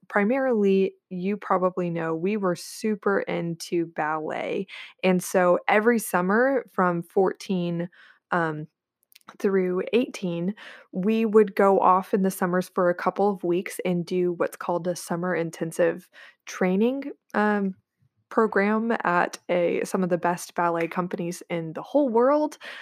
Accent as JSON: {"language": "English", "town": "Corpus Christi", "region": "Texas", "country": "United States", "tie": "born or raised there", "lives_now": "Austin, United States", "said": "I was born and raised in Corpus Christi, Texas, where I'm at right now, um, to be sure, I live in Austin, I'm just visiting, um, but I grew up here"}